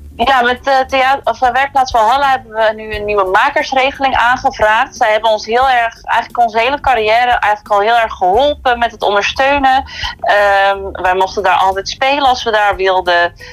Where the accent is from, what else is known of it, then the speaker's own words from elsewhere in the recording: Kruiningen, Zeeland, Netherlands; moved away; ik kom uit Kruiningen